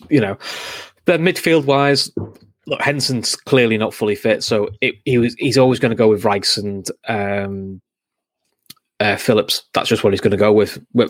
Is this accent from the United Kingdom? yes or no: yes; England, United Kingdom; as an Englishman, does make you snigger a little bit.